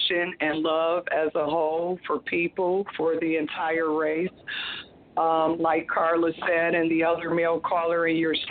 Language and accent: English; Toledo, Ohio, United States; my hometown, Toledo, Ohio